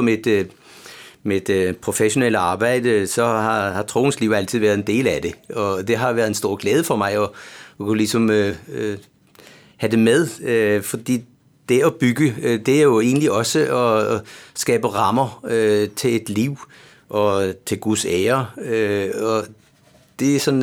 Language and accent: Danish; Bornholm, Capital Region of Denmark, Denmark; accent: Bornholm; moved away as an adult; now in Copenhagen, Denmark; som man kan høre på min accent, så er jeg jo Bornholmer